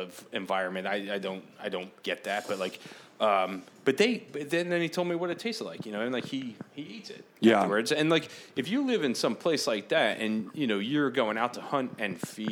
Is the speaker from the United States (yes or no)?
yes; East Coast, United States; now in West Coast, United States; I grew up on the East Coast